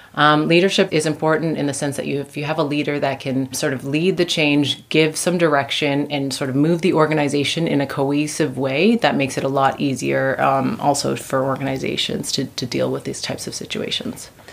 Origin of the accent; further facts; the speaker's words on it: Canada; moved away as an adult; now in Vienna, Austria; I'm originally from Canada.